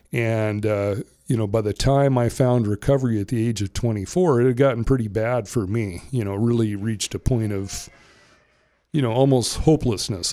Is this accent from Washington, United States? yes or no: yes; Ferndale, Washington, United States; also born or lived in Bellingham, Washington; I grew up in Whatcom County. I was born in Bellingham. I grew up in the Ferndale area